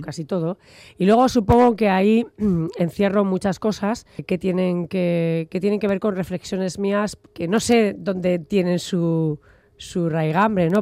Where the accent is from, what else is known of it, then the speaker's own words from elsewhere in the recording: Logroño, La Rioja, Spain; also born or lived in Bilbao; yo nací en Logroño